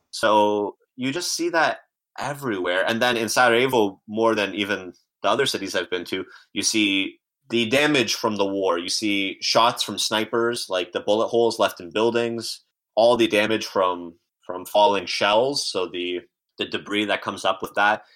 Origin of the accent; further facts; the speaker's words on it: Windsor, Ontario, Canada; also born or lived in Tuzla, Bosnia and Herzegovina / Croatia; now in Toronto, Canada; First in Windsor, which is across the border from Detroit. So grew up with a lot of American television and movies